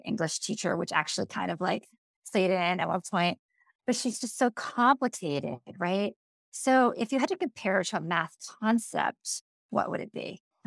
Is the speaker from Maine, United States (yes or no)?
yes; Maine, United States; I'm from Maine